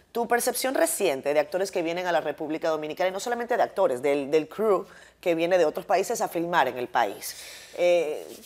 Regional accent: Venezuela

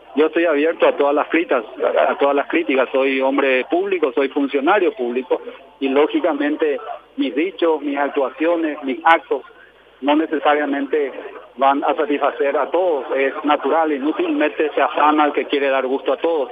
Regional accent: Paraguay; como paraguayos

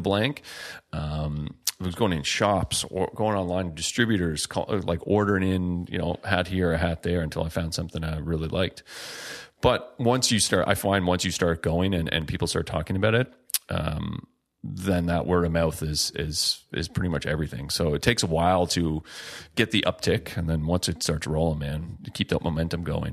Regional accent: Margaree River, Nova Scotia, Canada; where I grew up on the Mercury River, salmon fishing river

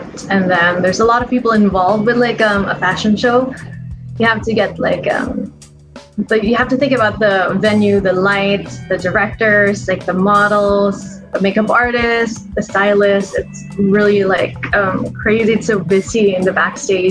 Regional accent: Philippines; I'm Filipino

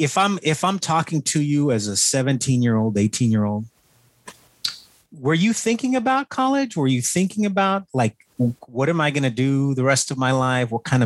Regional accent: Edcouch, Texas, United States; I'm an Edcal, Chelsea graduate, right?

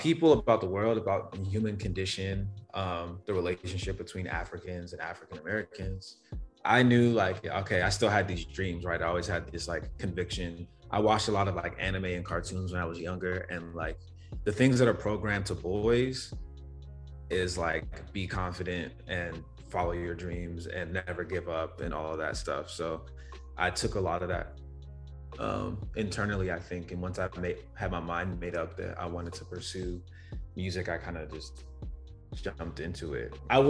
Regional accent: London, United Kingdom; also born or lived in Rhode Island, United States; So I was born in Rhode Island. So mm-hmm. I was born in the US. But when I was younger, I was like still an infant, I moved to the UK. So I lived in South London for a while.

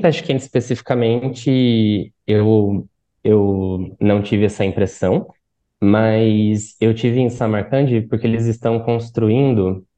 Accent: Brazil; como brasileiros

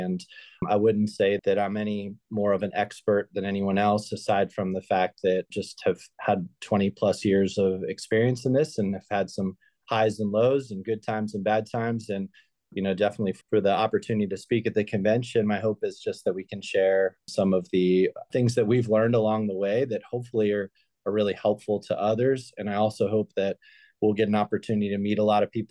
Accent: Pennsylvania, United States; moved away as an adult; now in North Carolina, United States; I grew up in Pennsylvania, playing youth soccer there

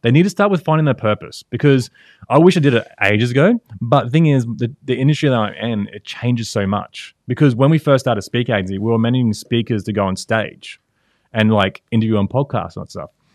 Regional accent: Brisbane, Queensland, Australia; Brisbane, Australia

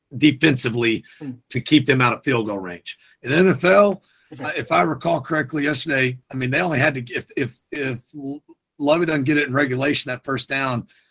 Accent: North Texas, United States; now in Houston, United States; I grew up in North Texas

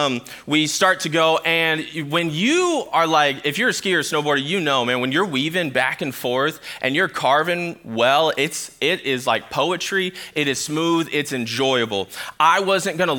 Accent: Sacramento, California, United States; now in Michigan, United States; I grew up in Sacramento, California

